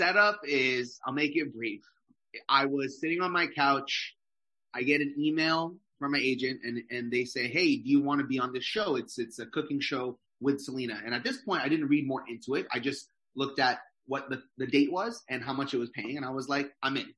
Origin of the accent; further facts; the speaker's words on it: Canada; now in New York, United States; Fully Filipino, but I was born in Canada.